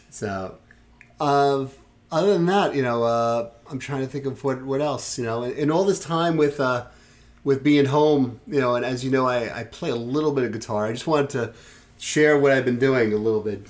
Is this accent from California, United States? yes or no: no; New York City, New York, United States; moved away; I grew up in Brooklyn, and I grew up in Sheepshead Bay